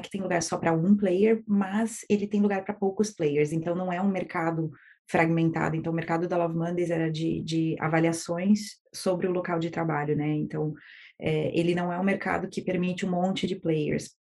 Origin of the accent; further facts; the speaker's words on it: Erechim, Rio Grande do Sul, Brazil; Eu sou de Erechim, do interior do Rio Grande do Sul, e os meus pais tinham uma pequena empresa de construção civil. E então eu cresci no meio desse ambiente de empreendedorismo